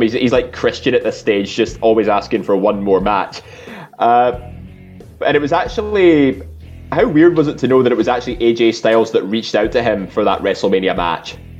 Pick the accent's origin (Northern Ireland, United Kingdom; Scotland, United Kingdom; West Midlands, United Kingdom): Scotland, United Kingdom; we're all Scottish